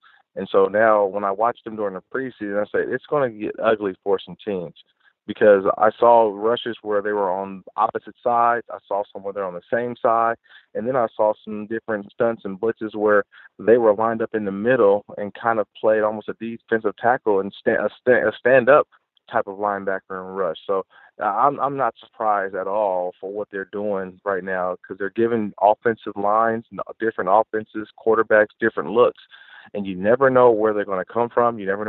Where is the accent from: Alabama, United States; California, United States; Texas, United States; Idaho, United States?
California, United States; Oakland; also born or lived in San Diego; born and raised in Oakland.